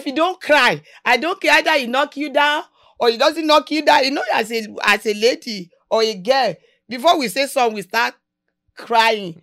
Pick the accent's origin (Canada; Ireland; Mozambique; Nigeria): Nigeria; moved away as an adult; now in United States; growing up in Nigeria, when we are young.